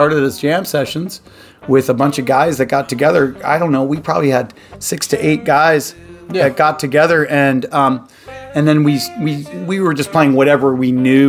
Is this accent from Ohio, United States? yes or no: yes; outside Cleveland, Ohio, United States; I wasn't from the inner city Cleveland. I was from outside. So I was from the Post Falls.